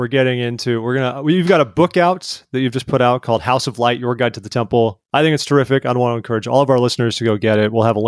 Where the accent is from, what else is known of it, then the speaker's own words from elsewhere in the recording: Northern Orange County, California, United States; moved away; I grew up in Orange County, California, Northern Orange County.